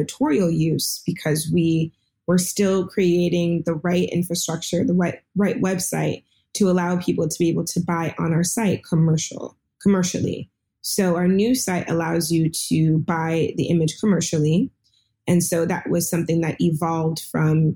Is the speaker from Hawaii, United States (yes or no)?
no; Seattle, Washington, United States; I'm here in Seattle